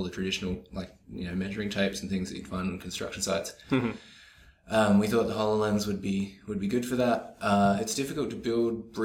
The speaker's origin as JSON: {"language": "English", "town": "Albany", "region": "Western Australia", "country": "Australia", "tie": "born or raised there", "moved": "yes", "said": "I grew up in Albany, Western Australia"}